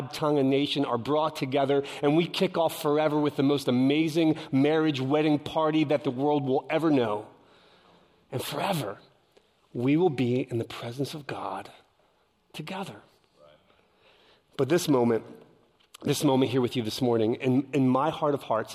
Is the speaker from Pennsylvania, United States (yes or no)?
yes; Philadelphia, Pennsylvania, United States; I'm from Philadelphia, the concrete jungle.